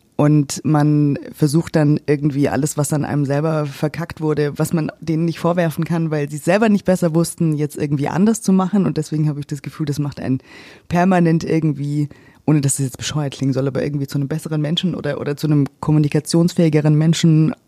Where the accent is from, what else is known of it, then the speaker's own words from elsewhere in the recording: Germany; also born or lived in Cyprus; dann kam ich zurück nach Deutschland. Wir sind jetzt seit gut anderthalb Jahren, knapp zwei Jahren wieder da. Und ähm, ja, ich bin jetzt erstmal in meine Heimatstadt zurückgezogen